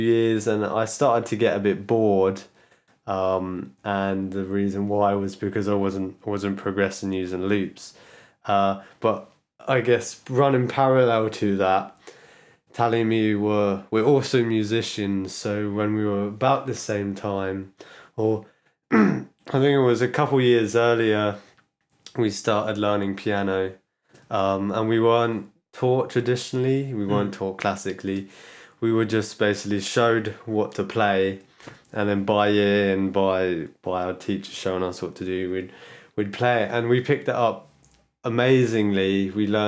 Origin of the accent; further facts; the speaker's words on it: London, United Kingdom; I was born in London.